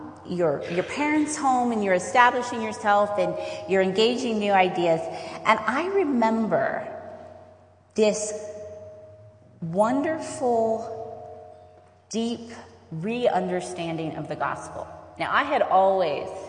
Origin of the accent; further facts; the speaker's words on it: Roanoke, Virginia, United States; I am from Roanoke, Virginia